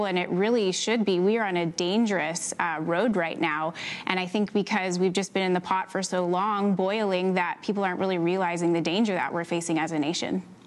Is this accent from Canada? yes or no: yes; Canada; I am Canadian